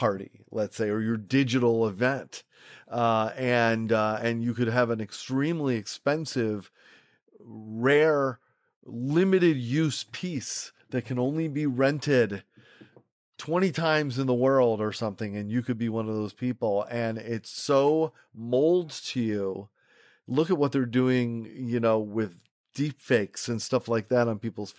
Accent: Rochester, New York, United States; I grew up in Rochester, New York, where Kodak is located

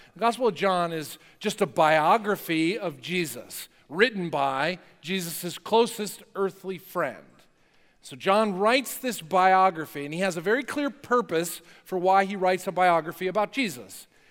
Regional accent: New Jersey, United States; I grew up in North Jersey.

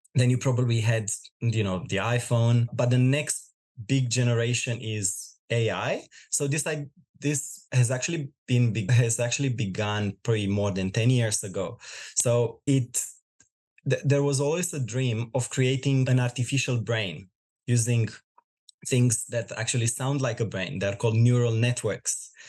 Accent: Romania; moved away as an adult; now in Australia; I'm originally from Romania. I moved in Australia about five years ago

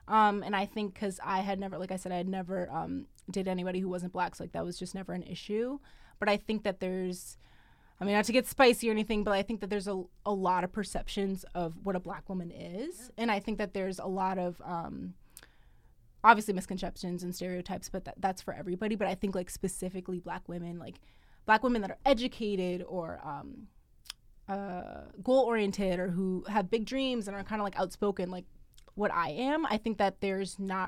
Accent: United States; growing up in America

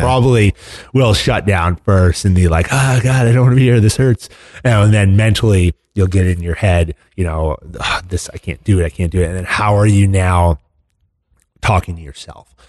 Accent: United States; fortunate enough to grow up in this country

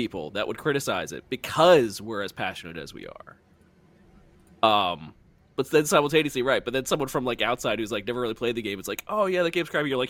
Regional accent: New Jersey outside of Philadelphia, United States; I grew up outside of Philly, I grew up in New Jersey outside of Philadelphia. Literally my entire life

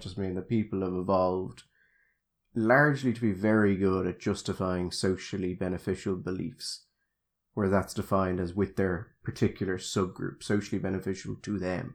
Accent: Dublin, Leinster, Ireland; I'm originally from Dublin, you can tell

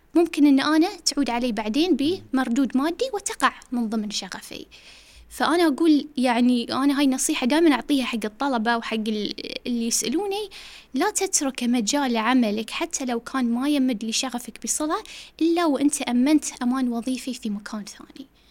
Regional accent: Bahrain; also born or lived in United States; احنا كبحرينيين او خليجيين في امريكا

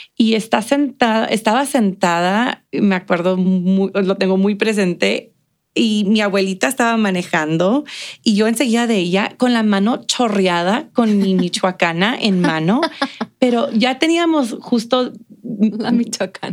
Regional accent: El Paso, Texas, United States; born or raised there

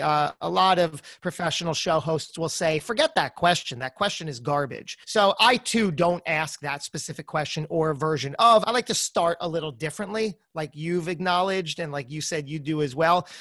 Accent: New Jersey, United States; I'm from Jersey

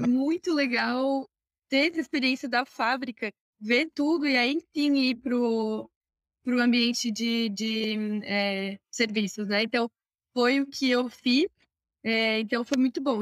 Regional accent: Criciúma, Santa Catarina, Brazil; also born or lived in Florianópolis; sou de Santa Catarina, Criciúma

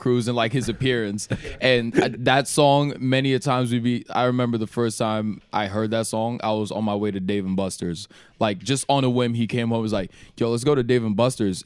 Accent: Cameroon; now in United States; I'm from Cameroon

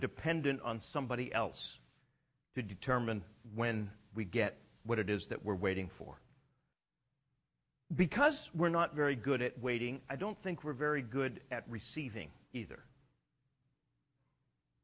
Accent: Canada; I'm Canadian.

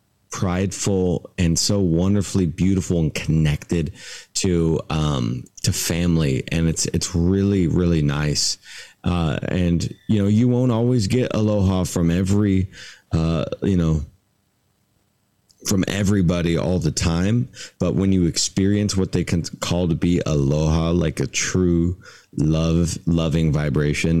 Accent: Southwest Washington, United States; also born or lived in Port Angeles, Washington / Bellingham, Washington / Trinity County, California; now in Hawaii, United States; having lived in Bellingham and grown up in Southwest Washington.

